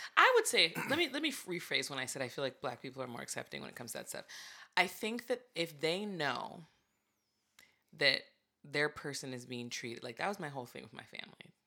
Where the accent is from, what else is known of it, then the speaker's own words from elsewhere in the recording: Santa Barbara, California, United States; I grew up in Santa Barbara